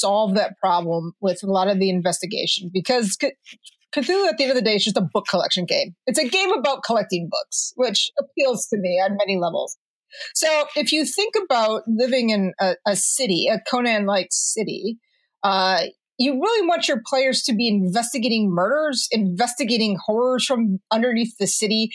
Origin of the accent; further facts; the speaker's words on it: Detroit, Michigan, United States; I'm originally from Detroit